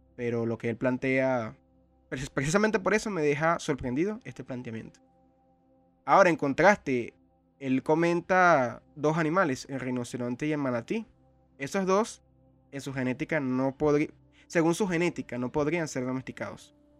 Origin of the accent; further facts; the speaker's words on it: Venezuela; en un país como el mío, Venezuela